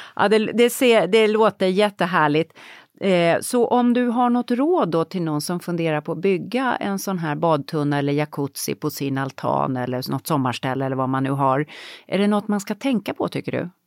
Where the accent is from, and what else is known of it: Sweden; moved away